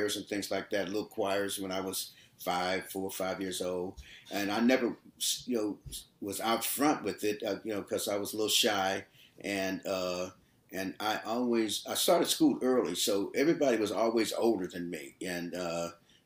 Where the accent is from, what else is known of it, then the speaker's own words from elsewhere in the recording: Oakland, California, United States; also born or lived in Arkansas; I grew up in Oakland. I was born in 45, so I came out here probably like 40, 46, 47